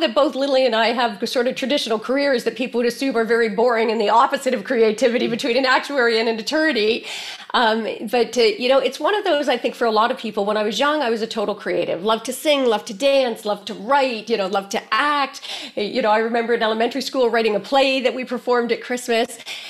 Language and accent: English; Canada; The U is because I'm Canadian. So if I say A, please forgive me in advance.